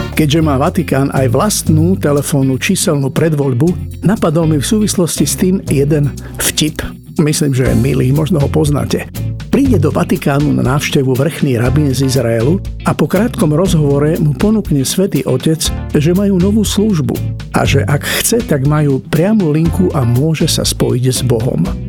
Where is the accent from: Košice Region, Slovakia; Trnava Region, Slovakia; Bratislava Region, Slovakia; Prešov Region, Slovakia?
Bratislava Region, Slovakia; Bratislava; Keď som bol dieťa doma v Bratislave či Požoni alebo Presburgu, sa hovorilo maďarsky, nemecky, slovensky a trocha jidiš